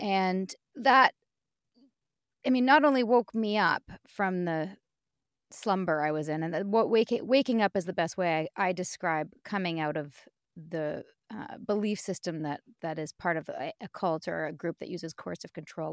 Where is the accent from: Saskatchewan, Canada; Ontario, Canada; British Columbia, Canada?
British Columbia, Canada; Vancouver; born and raised in Vancouver